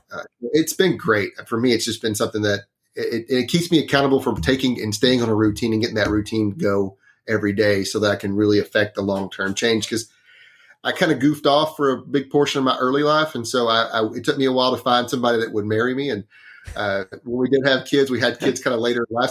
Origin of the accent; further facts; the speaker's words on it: Northeast Texas, United States; I grew up in Northeast Texas. It's a, it's a very small town